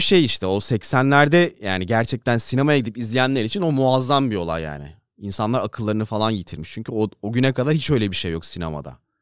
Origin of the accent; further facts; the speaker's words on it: Denizli, Turkey; moved away; Denizli'ye yakın zamanda gittim mi bilmiyorum da büyüdüğümüz hiçbir yer yok artık